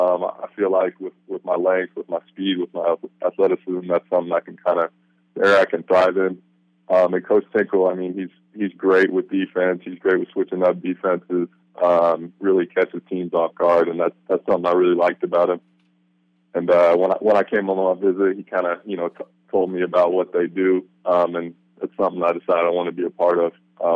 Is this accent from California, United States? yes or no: no; Kansas, United States; now in Ellensburg, United States; I'm originally from Kansas. My dad's a K-State grad.